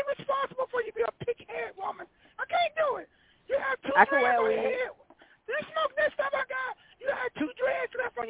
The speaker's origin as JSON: {"language": "English", "town": "Compton", "region": "California", "country": "United States", "said": "I'm from Compton."}